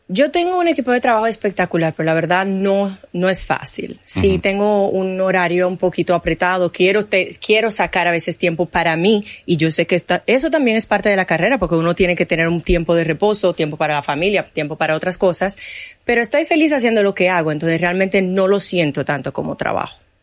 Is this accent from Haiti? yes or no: yes; Haiti; now in Dominican Republic